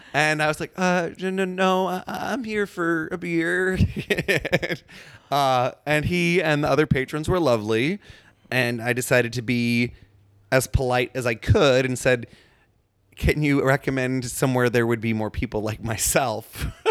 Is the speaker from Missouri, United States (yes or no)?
yes; St. Louis, Missouri, United States; moved away; I'm from Saint Louis